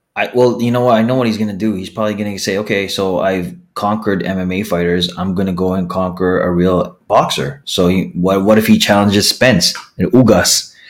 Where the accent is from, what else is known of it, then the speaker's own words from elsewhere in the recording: Philippines; I'm the Filipino podcasting machine